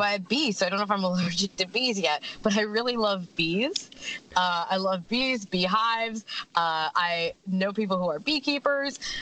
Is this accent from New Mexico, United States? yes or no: no; Pennsylvania, United States; where I grew up in Pennsylvania, in the States, pickled beets are very much a thing